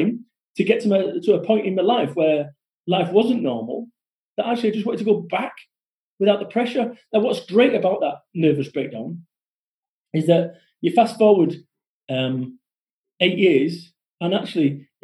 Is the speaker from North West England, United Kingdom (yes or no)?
yes; Salford, North West England, United Kingdom; I'm from Salford. We don't talk that way.